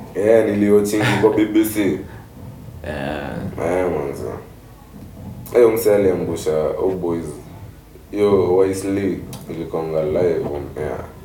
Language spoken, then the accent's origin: Swahili; Kenya